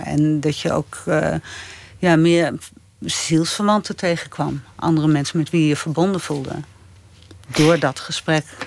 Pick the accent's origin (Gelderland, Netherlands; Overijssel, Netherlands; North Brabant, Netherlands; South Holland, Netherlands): Gelderland, Netherlands; Apeldoorn; in de Van Reekum Galerij in Apeldoorn, waar ik ben opgegroeid